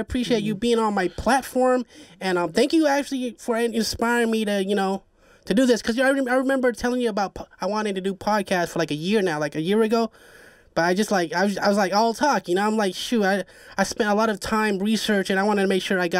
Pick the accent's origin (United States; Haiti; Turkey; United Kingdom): Haiti; accent: Haitian; my Haitian accent, because I have Jamaican homies out here, so it's like, it kind of like stuck with me